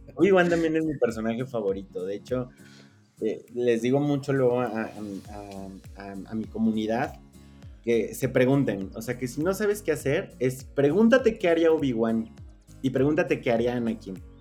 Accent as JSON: {"language": "Spanish", "country": "Mexico", "said": "como mexicano promedio"}